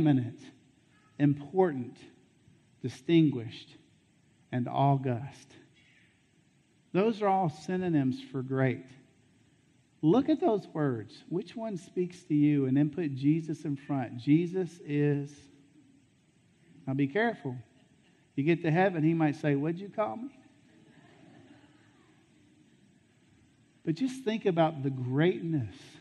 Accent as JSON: {"language": "English", "town": "Jackson", "region": "Tennessee", "country": "United States", "said": "I'm from Jackson."}